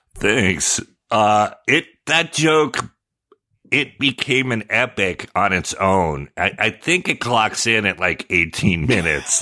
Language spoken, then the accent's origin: English; Sonoma, California, United States; also born or lived in San Jose; by then I'd been there since fourth grade. I moved to Sonoma from San Jose